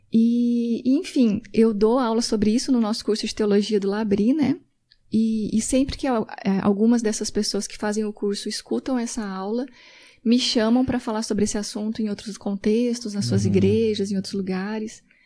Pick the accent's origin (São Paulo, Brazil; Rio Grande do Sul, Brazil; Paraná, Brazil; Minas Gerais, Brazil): Paraná, Brazil; now in Belo Horizonte, Brazil; eu sou do Paraná uhum. e moro em Belo Horizonte há 17 anos